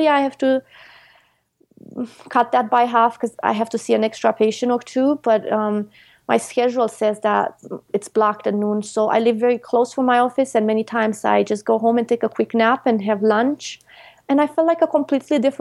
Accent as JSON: {"language": "English", "country": "Romania", "tie": "born or raised there", "moved": "yes", "said": "I grew up in Europe, in Romania, and I worked at the farm"}